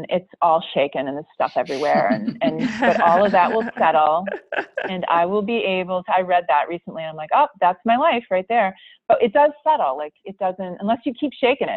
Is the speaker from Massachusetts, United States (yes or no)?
yes; Boston, Massachusetts, United States; accent: Boston; I managed to keep my Boston accent under wraps